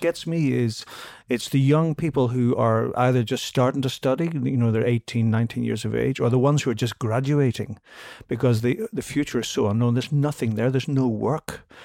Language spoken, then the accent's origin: English; Belfast, Northern Ireland, United Kingdom; moved away as an adult; also born or lived in London; I came from Belfast where we just, we had the, the conflict and everything